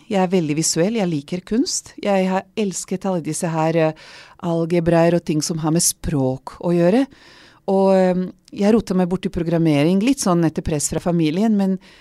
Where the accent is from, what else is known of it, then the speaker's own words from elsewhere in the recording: Serbia; first language Vlach; Norwegian is a second language; moved away as an adult; now in Norway; jeg vokste opp som ungarsk minoritet i gamle Titos Jugoslavia, i den delen som er Serbia i dag